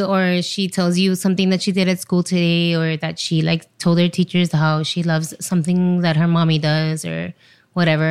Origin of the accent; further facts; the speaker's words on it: Miami, Florida, United States; moved away as an adult; also born or lived in Chile / Los Angeles; now in New York, United States; I'm from Chile. I was there till I was four, and then we moved to Miami, to the States